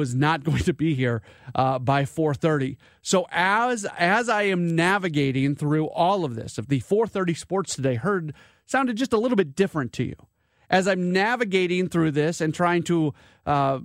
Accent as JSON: {"language": "English", "town": "St. Louis", "region": "Missouri", "country": "United States", "tie": "born or raised there", "moved": "as an adult", "said": "I grew up in St. Louis. I've been out of here for 20 years."}